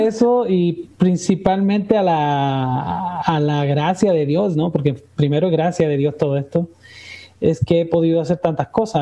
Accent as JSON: {"language": "Spanish", "country": "Chile", "moved": "as an adult", "lives_now": "Puebla, Mexico", "said": "estando en mi país, en Chile, eh, nunca se me pasó por la cabeza irme de mi tierra"}